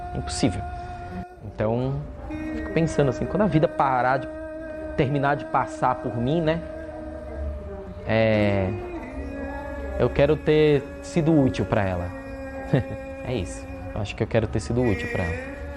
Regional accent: Santo Antônio da Itinga, Brazil; moved away; Santo Antônio da Intinga, que é o lugar, o povoado onde eu nasci, com seus incríveis 231 habitantes

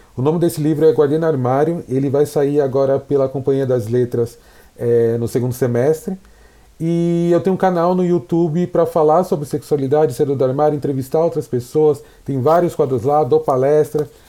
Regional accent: São Paulo, Brazil; eu nasci na Americanópolis, um bairro periférico de São Paulo. É, fiquei lá até os 20, 22 anos

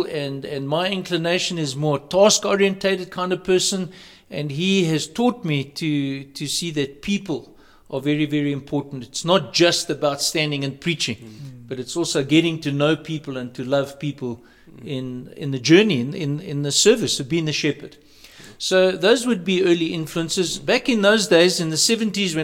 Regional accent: Johannesburg, Gauteng, South Africa; I was raised in Johannesburg, the south of Johannesburg, from the Rosettenville Baptist Church.

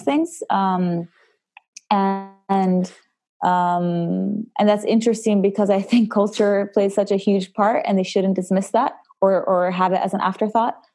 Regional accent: the southern Italian-speaking part, Italian-speaking Switzerland, Switzerland; So I am from Switzerland, and from the southern part, the Italian-speaking part.

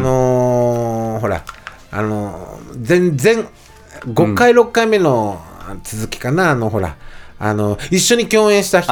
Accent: Higashisonogi District, Nagasaki, Japan; 僕は、あの、長崎、あの、その、ね、あの、川田な、まあ、あの、東園木郡って言うんやけど

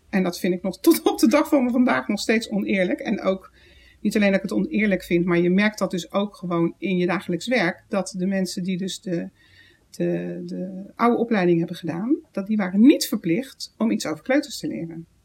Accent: The Hague, South Holland, Netherlands; moved away; ik kom uit Den Haag

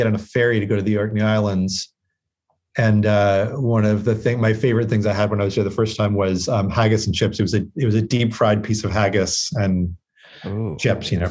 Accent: Vermont, United States; I grew up in Vermont

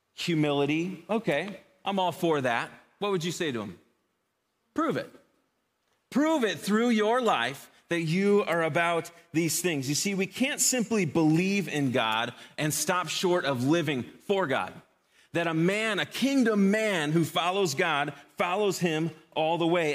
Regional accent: Chicago, Illinois, United States; Growing up in Chicago

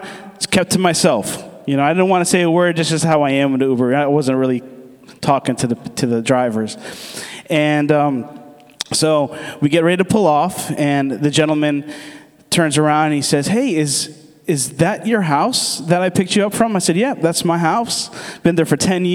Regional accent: United States; I'm from the States, but my dad is from Aruba, and my mom is from Curacao

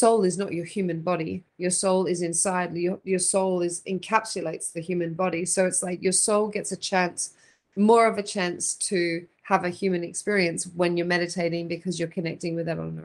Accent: Australia; now in Phoenix, United States; I'm from Australia originally

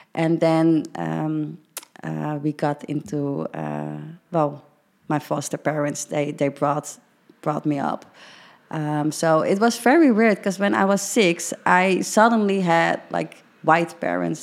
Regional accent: Netherlands; i'm dutch as hell

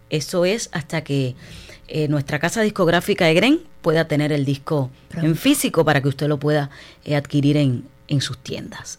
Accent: Cuba; para mí es un súper orgullo como cubana

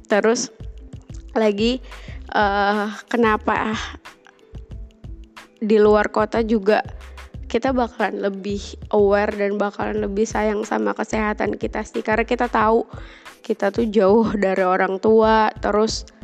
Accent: Jakarta, Indonesia; moved away as an adult; also born or lived in Malang; kuliah di luar kota atau merantau tuh terutama di Jawa ya karena gue dari Jakarta merantaunya di Jawa apa-apa murah sih

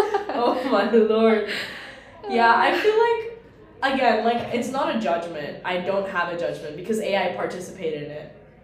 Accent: New York, United States; now in Chicago, United States; I'm from New York.

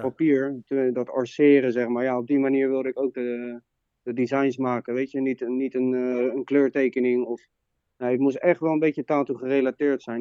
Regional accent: Leiden, South Holland, Netherlands; from Leiden

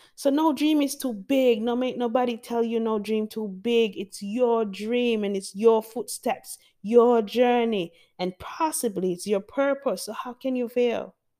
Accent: Jamaica; I love being Jamaican. I love my culture

